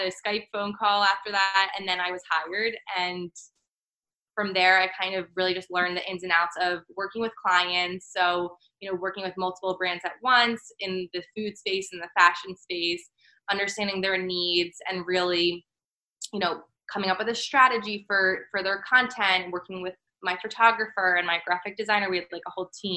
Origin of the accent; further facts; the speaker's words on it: outside of Philadelphia, Pennsylvania, United States; moved away as an adult; also born or lived in Maryland; now in New York City, United States; I'm originally from Pennsylvania, from outside of Philly